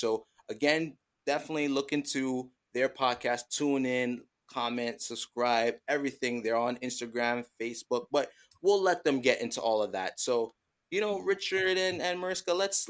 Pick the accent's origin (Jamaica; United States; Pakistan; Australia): Jamaica; We are Jamaican